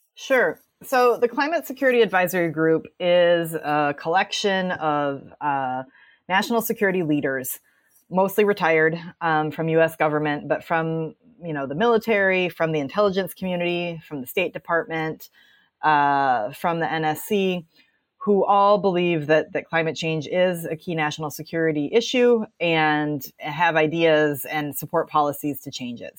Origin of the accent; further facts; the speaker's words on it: Wisconsin, United States; I'm sitting here in Wisconsin today, which is my, my home state where I grew up